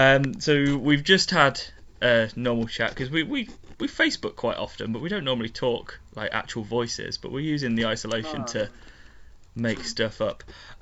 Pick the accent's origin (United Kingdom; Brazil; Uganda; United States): United Kingdom; And it's very strange because I'm very British overall.